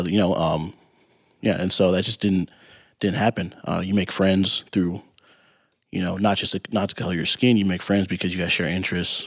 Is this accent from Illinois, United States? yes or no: yes; Peoria, Illinois, United States; growing up in Peoria